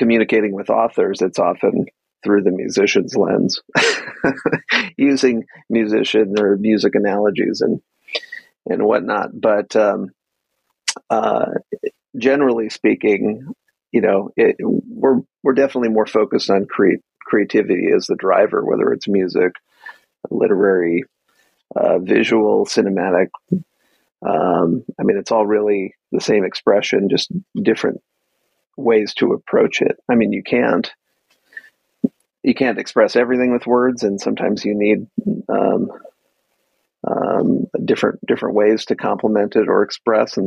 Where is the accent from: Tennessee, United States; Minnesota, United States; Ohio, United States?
Minnesota, United States; Minneapolis; now in Los Angeles, United States; I grew up in Minneapolis